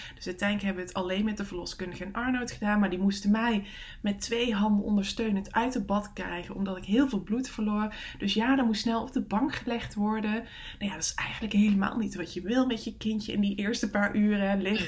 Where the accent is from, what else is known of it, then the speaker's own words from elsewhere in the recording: Netherlands; moved away; het dorp is waar mijn eh, ouders wonen, waar ik vandaan kom